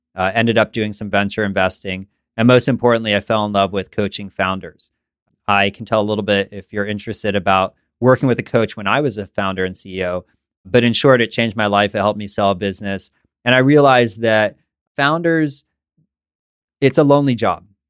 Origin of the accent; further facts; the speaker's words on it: San Francisco, California, United States; also born or lived in East Coast; I grew up in San Francisco